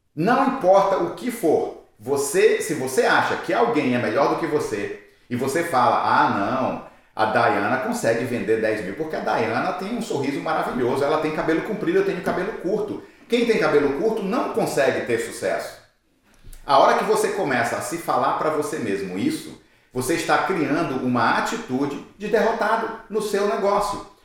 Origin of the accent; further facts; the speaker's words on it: Brazil; moved away; eu sou brasileiro